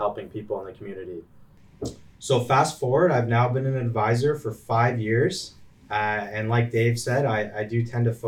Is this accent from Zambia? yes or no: no; Woodstock, Ontario, Canada; I grew up locally here in Woodstock